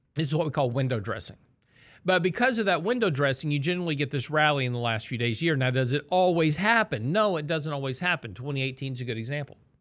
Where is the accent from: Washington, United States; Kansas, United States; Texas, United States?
Texas, United States; I'm from Texas